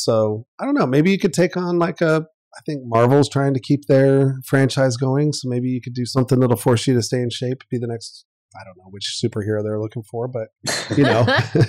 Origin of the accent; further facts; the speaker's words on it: South Carolina, United States; I grew up in South Carolina